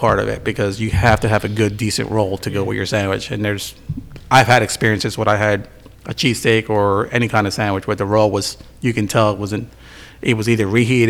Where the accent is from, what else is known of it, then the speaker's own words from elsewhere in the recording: Bristol, Pennsylvania, United States; Growing up in Bristol